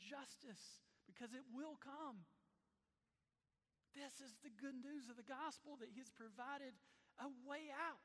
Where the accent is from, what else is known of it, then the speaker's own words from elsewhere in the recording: Black, Alabama, United States; my hometown of Black